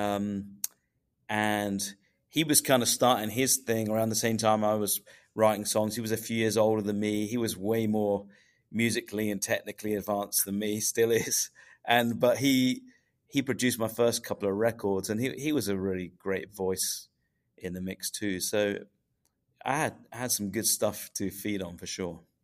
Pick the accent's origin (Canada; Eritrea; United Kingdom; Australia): United Kingdom; England; I'm from England